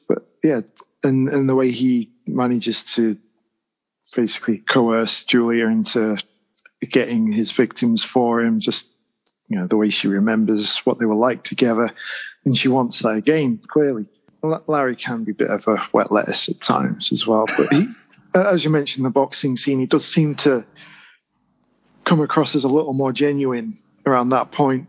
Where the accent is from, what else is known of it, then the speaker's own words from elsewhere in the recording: England, United Kingdom; as English as I am